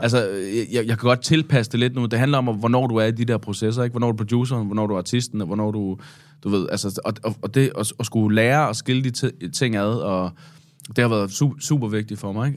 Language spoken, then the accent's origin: Danish; Svendborg, Southern Denmark, Denmark; i Svendborg øh, hvor jeg er fra